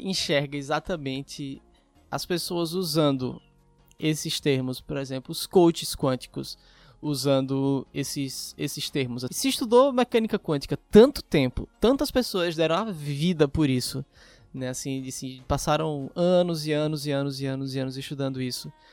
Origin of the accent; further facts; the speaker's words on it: Pernambuco, Brazil; Eu sou de Pernambuco